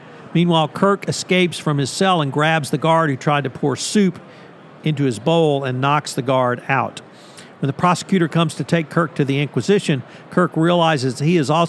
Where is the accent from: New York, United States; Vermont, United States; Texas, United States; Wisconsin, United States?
Texas, United States; Bryan; my hometown of Bryan, Texas